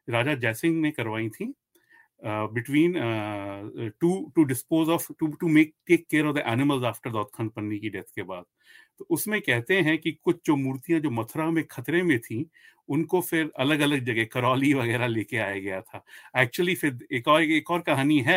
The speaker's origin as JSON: {"language": "Hindi", "region": "Delhi", "country": "India", "said": "पर मैं दिल्ली से हूँ तो दिल्ली के बारे में मुझे बहुत कुछ मालूम है"}